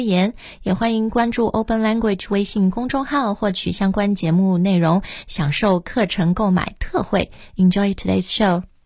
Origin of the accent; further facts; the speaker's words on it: China; 我们中国人也不会说外国游客他都不文明